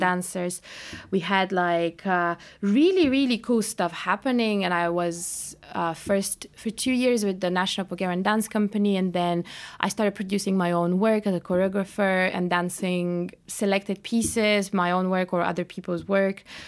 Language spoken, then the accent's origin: English; Bulgaria; moved away as an adult; also born or lived in Cairo, Egypt; now in London, United Kingdom; when we were growing up in Bulgaria